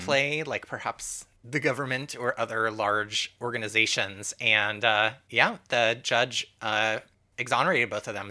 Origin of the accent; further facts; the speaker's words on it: Santa Barbara, California, United States; I grew up in Southern California in Santa Barbara